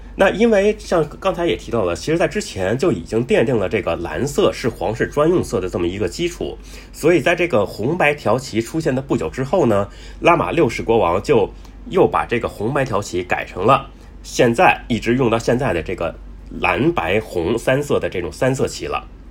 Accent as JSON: {"language": "Chinese", "country": "China", "said": "我们中国人呢，对这个一周七天的称呼呢，比较简单"}